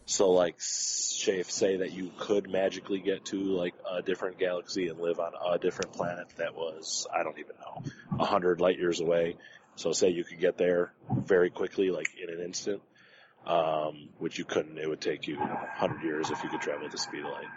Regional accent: Detroit, Michigan, United States; I'm from Detroit

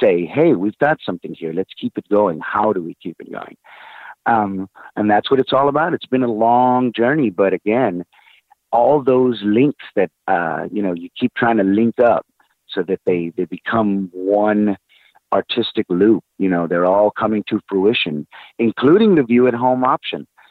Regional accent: San Antonio, Texas, United States; San Antonio, my hometown

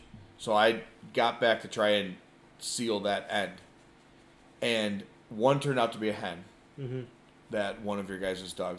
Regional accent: Joliet, Illinois, United States; moved away; I grew up in the Joliet area

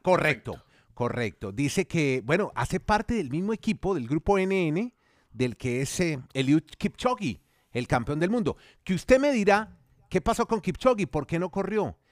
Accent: Colombia; lo hacemos colombianos

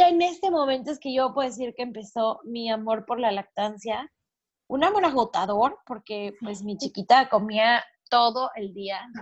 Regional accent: Mexico; now in Panama; soy mexicana, vivo en Panamá

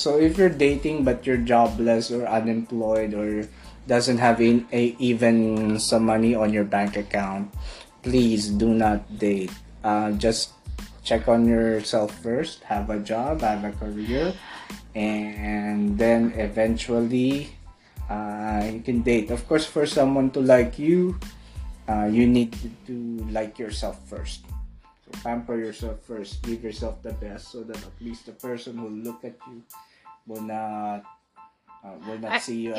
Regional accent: Alberta, Canada; And I'm from Alberta

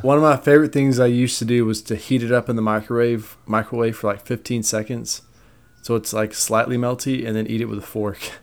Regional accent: United States; I'm American

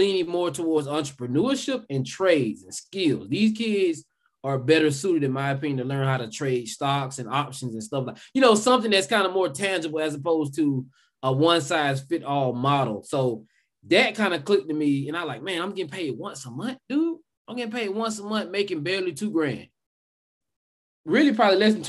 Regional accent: South Georgia, United States; accent: Southern; I grew up in South Georgia. I'm pretty sure you all can tell with this Southern accent that I have

